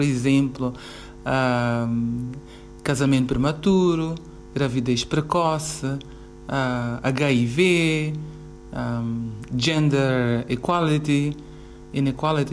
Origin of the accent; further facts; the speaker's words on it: Mozambique; sou moçambicana